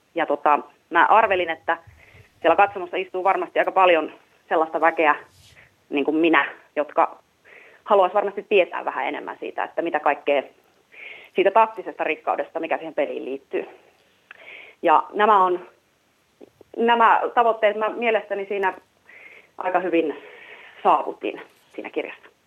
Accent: Vimpeli, South Ostrobothnia, Finland; minä olen Vimpelistä

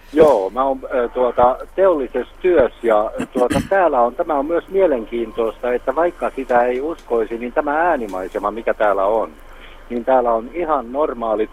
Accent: Jalasjärvi, South Ostrobothnia, Finland; now in Vaasa, Finland; mä syntyisin Etelä-Pohjanmaalta ja mä palaan joskus ja käyn syntymäkotona, niin vuosien aikana mä oon kaipaillut niitä ääniä, mitkä siellä oli lapsuudessa

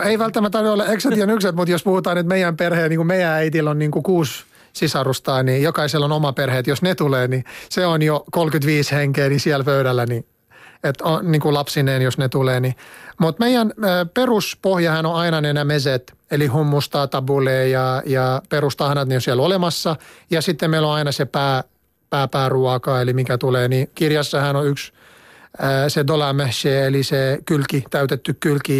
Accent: Lebanon; Finnish is a second language; moved away as an adult; now in Finland; maitotuotteita meillä päin syödään niin kuin juustoina ja, ja jogurttina ja kaikki sellaista, mutta ei niin usein ruoanlaitossa

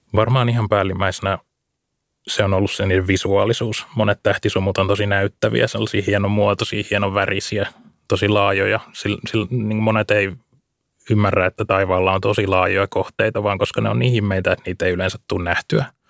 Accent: Lohja, Uusimaa, Finland; Mä kasvoin tuolla Lohjalla tuolla vähän enemmän maaseudun puolella

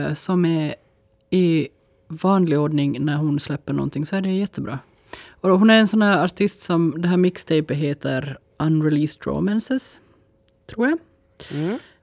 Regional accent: Finland; som finnar

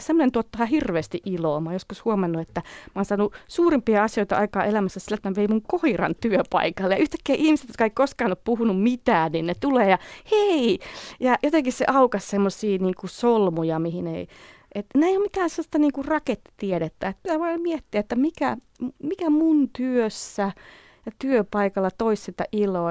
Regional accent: Finland; moved away as an adult; also born or lived in California

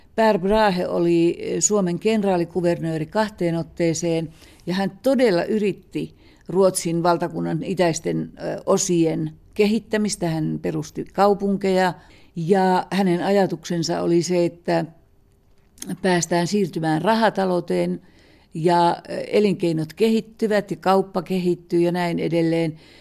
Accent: Kainuu, Finland; me molemmat olemme kainuulaisia

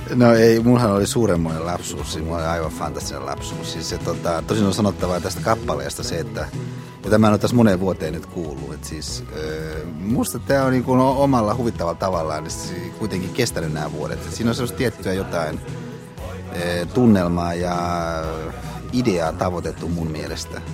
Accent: Hyvinkää, Uusimaa, Finland; moved away as an adult; now in Helsinki, Finland; Hyvinkään mun kotipaikkakunta, että siis siellä mä ö, asuin ja elin ö, siihen asti, kunnes mä tulin – vuonna 1972 äh, opiskelemaan

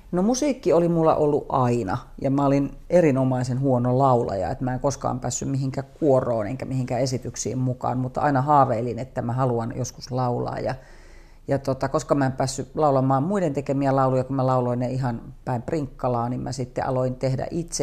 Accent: Kuopio, North Savo, Finland; moved away; also born or lived in Savonlinna / Imatra / Eastern Finland; Kuopioon sitten päädyttiin niin, että siellä mä oon niin käynyt suurimman osan kouluista ja Kuopio on semmoinen henkinen kotikaupunki.

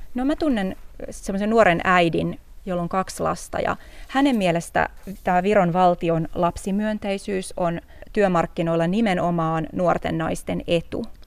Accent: Helsinki, Uusimaa, Finland; moved away as an adult; now in Tallinn, Estonia; mä oon Helsingistä kotosi

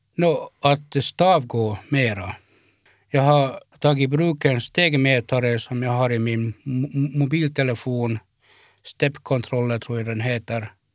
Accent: Kaskö, Ostrobothnia, Finland; moved away as an adult; now in Turku, Finland; Jag är uppvuxen i, i, i Finlands minsta stad, Kaskö.

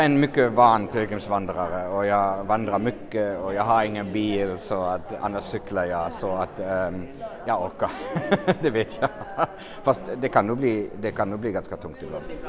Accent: Germany; Swedish is a second language; now in Finland; jag är katolsk och har vuxit upp med pilgrimsvandringar och vallfärder. Det hör lite till där varifrån jag kommer. Uh, jag är hemma från Tyskland

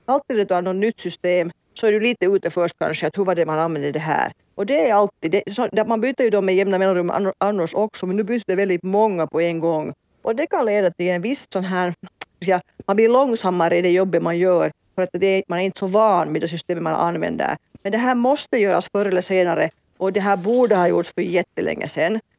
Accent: Finland

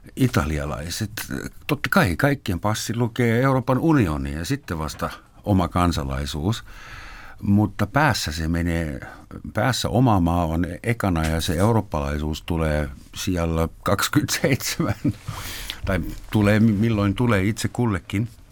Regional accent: Finland; me tulemme Nokia-maasta

